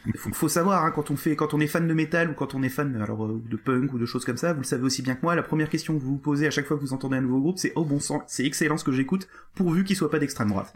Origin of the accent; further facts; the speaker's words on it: Alsace, Grand Est, France; je suis alsacien pure souche mais grosse souche bien